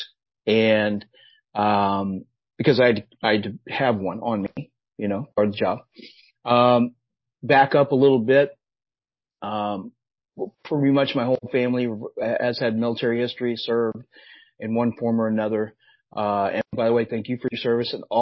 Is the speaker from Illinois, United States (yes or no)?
yes; Southern Illinois, United States; moved away; I grew up in Southern Illinois, by the way, nowhere near Chicago, all the way down the southern part of the state.